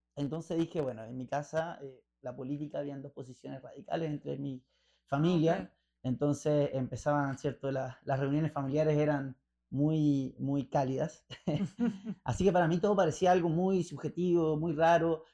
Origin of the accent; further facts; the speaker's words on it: Chile; accent: Chilean Spanish; moved away as an adult; also born or lived in Rosario, Argentina; yo sé que soy chileno y el español chileno es, es como el inglés escocés